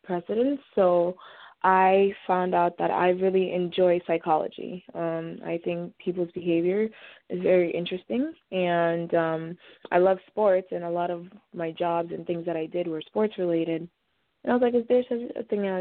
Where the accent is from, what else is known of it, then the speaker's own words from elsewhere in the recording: Nigeria; also born or lived in Boston area; now in Boston, United States; I'm originally from Nigeria, which is in West Africa, but we've lived around the Boston area for some time now